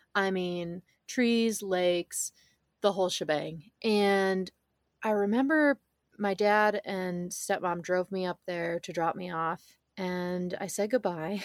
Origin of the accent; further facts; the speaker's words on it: Northern Michigan, United States; I grew up in Northern Michigan